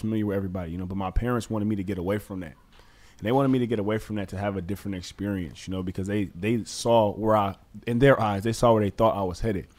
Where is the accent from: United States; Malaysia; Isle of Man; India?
United States; Detroit, Michigan; moved away as an adult; also born or lived in Southfield, Michigan; now in Chicago, United States; growing up, born and raised in Detroit, Michigan, you know, I think, again, now that I'm in Chicago